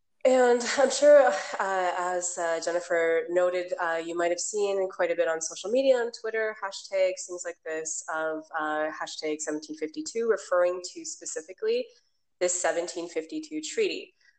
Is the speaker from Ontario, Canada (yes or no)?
yes; Southern Ontario, Canada; If you were raised like me in this kind of Canadian context, I was raised in, I grew up in Southern Ontario as a non-Indigenous person.